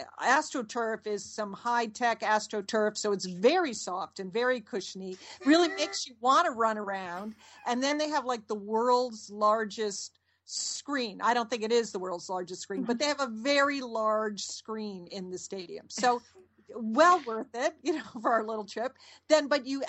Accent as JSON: {"language": "English", "region": "Connecticut", "country": "United States", "tie": "born or raised there", "also_born_or_lived": "New Orleans", "moved": "yes", "lives_now": "Dallas, United States", "said": "we grew up in Connecticut."}